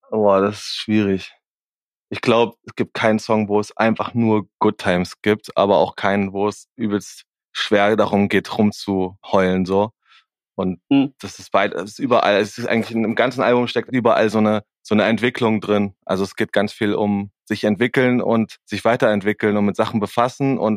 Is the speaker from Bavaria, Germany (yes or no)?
no; Erfurt, Thuringia, Germany; Aus Erfurt.